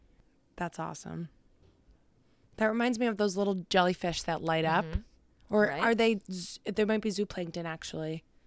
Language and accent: English; southern New Hampshire, United States; we're from New Hampshire, if you didn't know that already. We're from Southern New Hampshire.